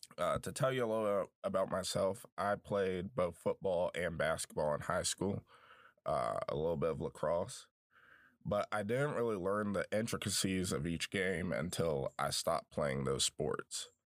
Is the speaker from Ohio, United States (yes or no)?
no; Southwest Virginia, United States; I grew up in Southwest Virginia